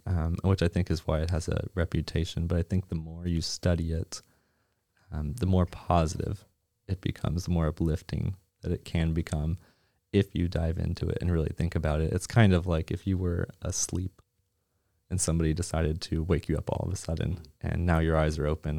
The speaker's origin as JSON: {"language": "English", "region": "Nova Scotia", "country": "Canada", "moved": "yes", "lives_now": "Plano, United States", "said": "I'm originally from Nova Scotia"}